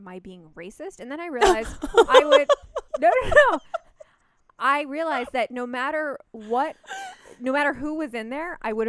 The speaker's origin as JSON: {"language": "English", "town": "New York City", "region": "New York", "country": "United States", "tie": "born or raised there", "said": "Growing up in New York City"}